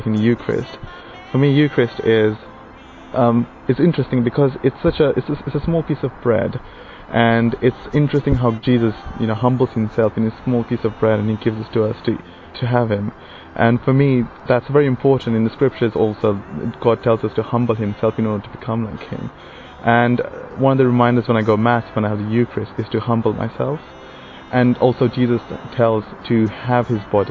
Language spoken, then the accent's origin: English; Goa, India; I am from Goa and I'm 25 years old